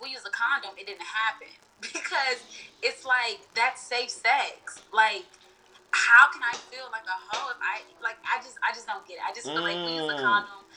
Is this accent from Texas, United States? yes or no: yes; Houston, Texas, United States; I'm from Houston, you know, I'm from the South, and it is still a little traditional out here.